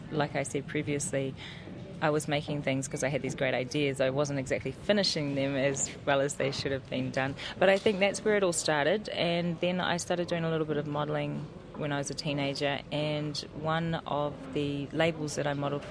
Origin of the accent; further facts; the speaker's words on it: Auckland, New Zealand; I'm actually from Auckland, born and bred in Auckland